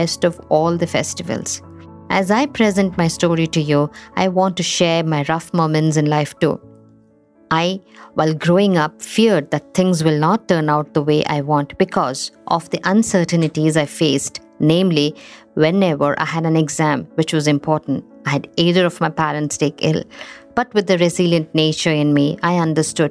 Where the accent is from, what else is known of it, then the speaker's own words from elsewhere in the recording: Assam, India; moved away as an adult; also born or lived in Thiruvananthapuram, Kerala, India; I was born in Trivandrum, and in 3 months' time, I started living in India's northeastern state of Assam. Assam sheltered me for 23 years of my initial years. Here I grew up from a baby to a toddler, a teenager, and an adult